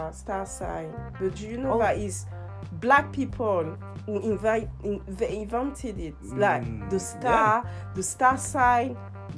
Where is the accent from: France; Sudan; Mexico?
France; moved away; I grew up in France. Like, I'm born in France, I'm French